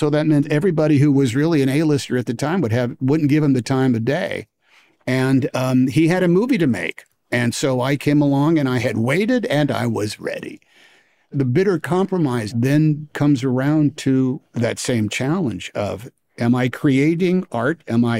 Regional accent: Oakland, California, United States; I didn't go to New York City. I was from Oakland, for goodness sake.

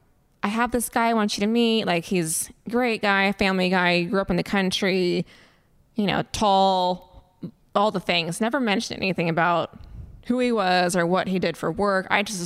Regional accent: Fresno, California, United States; born or raised there

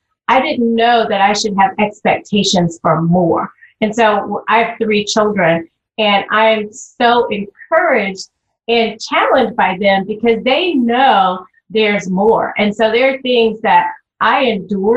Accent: the South, United States; I was raised in the South.

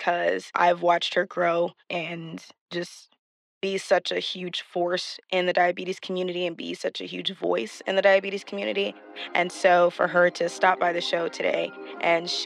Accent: Texas, United States; We're both from Texas

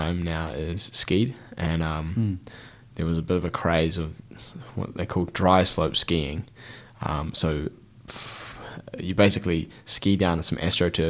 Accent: Christchurch, Canterbury, New Zealand; We're in Christchurch and I'm from Christchurch. I've lived here for the vast majority of my life

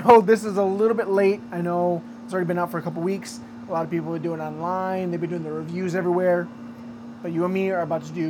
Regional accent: Grand Rapids, Michigan, United States; moved away; we're from Michigan. We both lived in Grand Rapids. I was born in Grand Rapids.

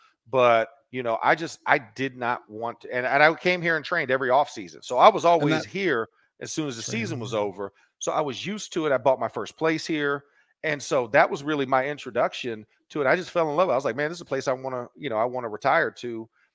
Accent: Orlando, Florida, United States; moved away as an adult; being in Orlando, growing up like two blocks away from the arena.

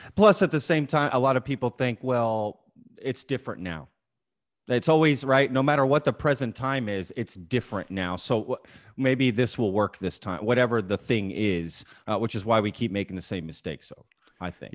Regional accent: Dallas, Texas, United States; also born or lived in Austin; I grew up here in the Dallas area

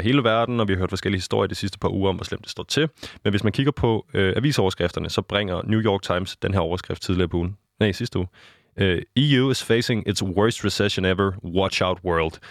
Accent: Denmark; nu er jeg jo dansker

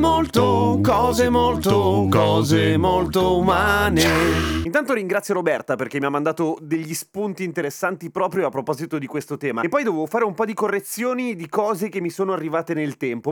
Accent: Lombardy, Italy; sono Lombardo

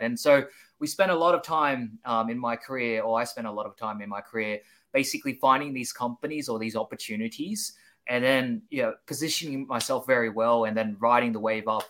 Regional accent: Sydney, New South Wales, Australia; now in Seoul, South Korea; I'm originally from Sydney, Australia

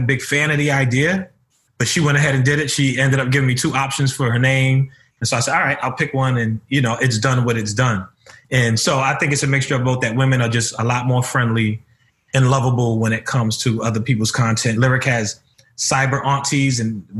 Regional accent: New York City, New York, United States; I'm from Harlem. I grew up in the city. I grew up in the ghetto.

